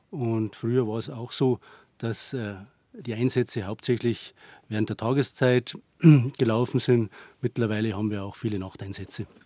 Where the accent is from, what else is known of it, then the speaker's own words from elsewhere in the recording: Bad Reichenhall, Bavaria, Germany; Ja, ich bin in Bad Reichenhall aufgewachsen, in die Berge.